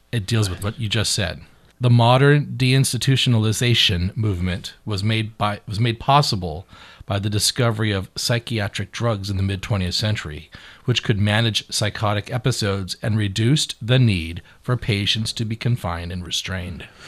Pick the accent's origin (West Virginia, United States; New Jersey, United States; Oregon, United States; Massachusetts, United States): Oregon, United States; Beaverton; I'm from the bougie side of town. I'm from Beaverton